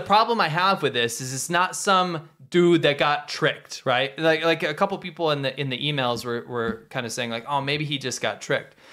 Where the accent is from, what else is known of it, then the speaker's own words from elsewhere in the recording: United States; moved away; in my native country, in my home country